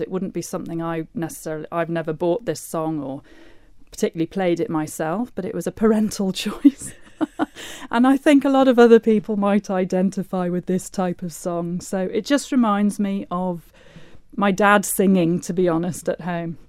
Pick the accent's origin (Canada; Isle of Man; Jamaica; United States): Isle of Man; Laxey; I grew up in Laxey